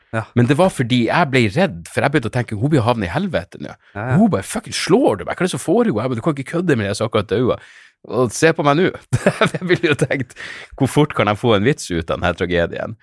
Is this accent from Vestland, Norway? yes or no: no; Narvik, Nordland, Norway; jeg vokste opp i Narvik